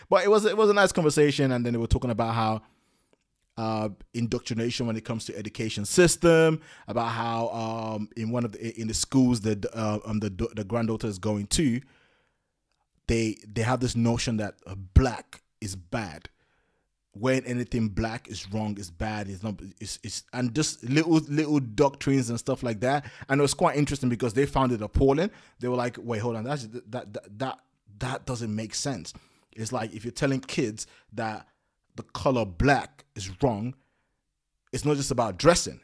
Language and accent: English; London, United Kingdom; I come from London